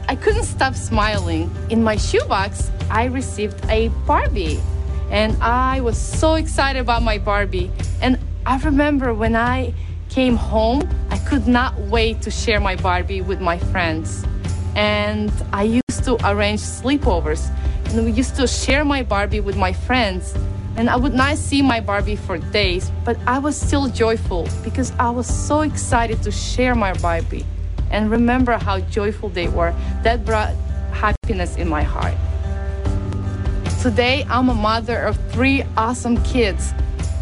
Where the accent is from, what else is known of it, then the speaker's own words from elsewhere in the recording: Ukraine; I'm from Ukraine